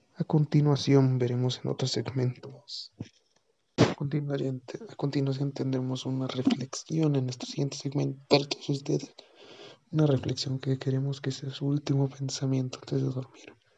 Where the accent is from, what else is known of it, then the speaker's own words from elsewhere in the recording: Mexico; nosotros como mexicanos que estamos viviendo en este país